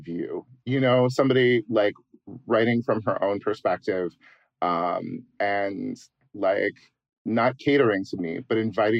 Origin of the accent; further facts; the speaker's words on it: United States; as a white person growing up in America